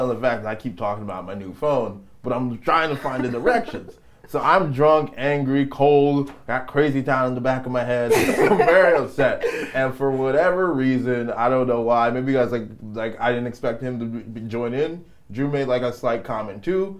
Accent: New York, United States; we're from New York

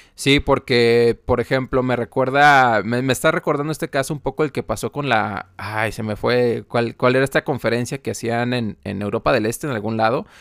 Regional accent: Guadalajara, Jalisco, Mexico; moved away; fui a Guadalajara, de donde yo soy

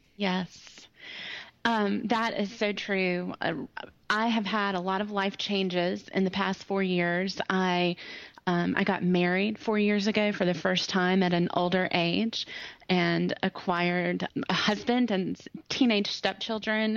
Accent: Greenville, South Carolina, United States; also born or lived in Ohio; I'm from Greenville, South Carolina. Um, my accent, I mean, I, I, was born in Ohio, so this accent was developed, but I've lived in Greenville for um, a long time now 30 something years on since, and off.

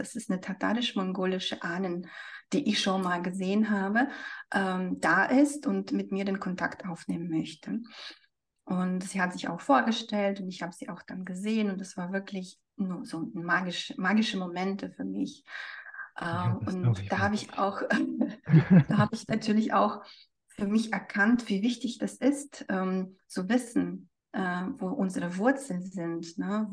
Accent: Siberia, Russia; moved away; also ich bin selbst in Sibirien geboren, ne? ich bin ein sibirisches Mädchen

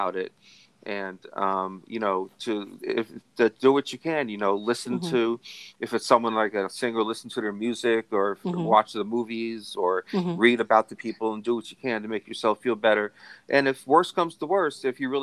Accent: Carteret, New Jersey, United States; I grew up in Carteret, which is in North Jersey

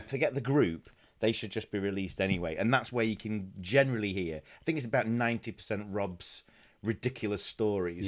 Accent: Doncaster, Yorkshire and the Humber, United Kingdom; where I'm from in is a place called Doncaster

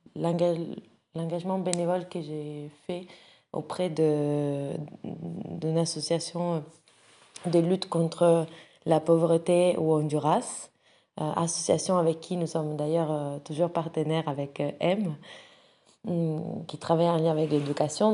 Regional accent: Rome, Lazio, Italy; moved away as an adult; now in France; je viens de Rome

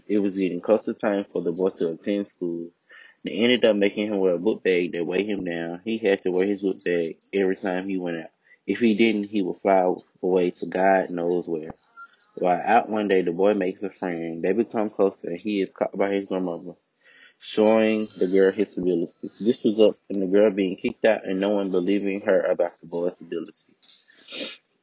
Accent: United States

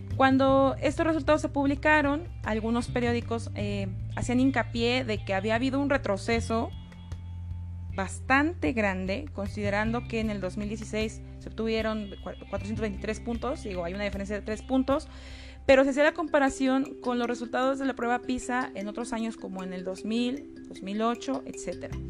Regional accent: Mexico; los mexicanos leemos

